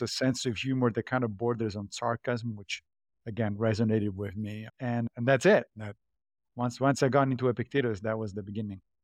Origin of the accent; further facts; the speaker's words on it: Rome, Lazio, Italy; I grew up Catholic in Rome, in Italy.